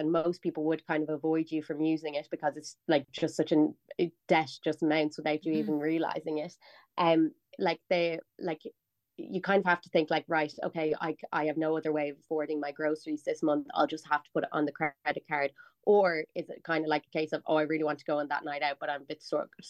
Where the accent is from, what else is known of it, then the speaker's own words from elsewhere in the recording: Dublin, Leinster, Ireland; I'm like from North Dublin. I like lived at home. I went to DCU